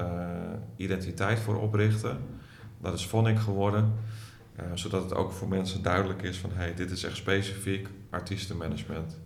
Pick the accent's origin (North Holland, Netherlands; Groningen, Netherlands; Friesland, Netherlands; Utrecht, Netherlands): Groningen, Netherlands; also born or lived in Hilversum; Ik ben een geboren Groninger